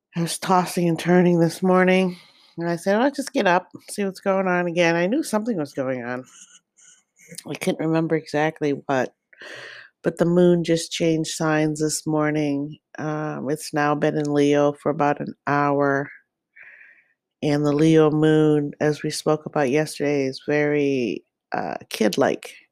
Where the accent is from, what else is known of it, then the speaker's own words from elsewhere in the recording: Nakhon Ratchasima, Thailand; I was born in Kerat, which is North Carolina Sima in Thailand